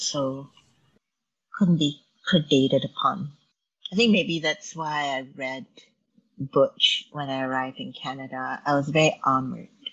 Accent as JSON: {"language": "English", "country": "Malaysia", "tie": "born or raised there", "moved": "yes", "said": "my growing up in Malaysia"}